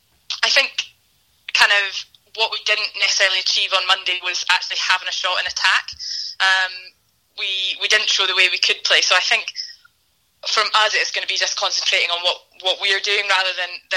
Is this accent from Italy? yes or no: no; Scotland, United Kingdom; I'm the worst Scot ever.